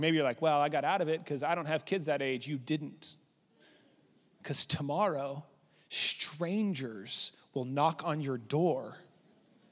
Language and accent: English; Lubbock, Texas, United States; I grew up in Lubbock